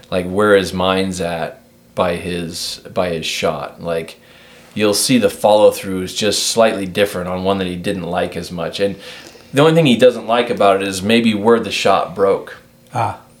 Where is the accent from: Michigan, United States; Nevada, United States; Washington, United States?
Washington, United States; I don't even like to say I'm from Washington anymore, though.